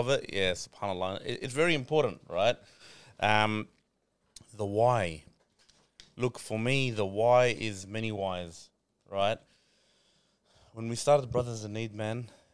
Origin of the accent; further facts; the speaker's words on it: Sydney, New South Wales, Australia; Born and bred in Australia, in Sydney